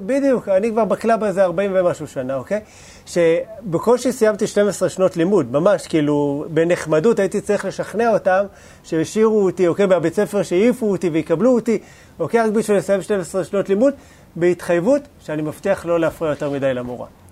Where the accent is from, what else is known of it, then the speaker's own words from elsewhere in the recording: Bat Yam, Tel Aviv District, Israel; גדלתי בשכונה לא כזאת מפוארת